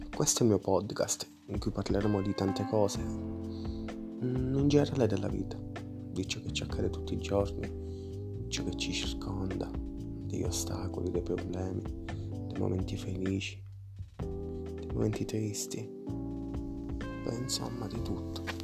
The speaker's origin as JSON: {"language": "Italian", "town": "Palermo", "region": "Sicily", "country": "Italy", "said": "vengo da Palermo"}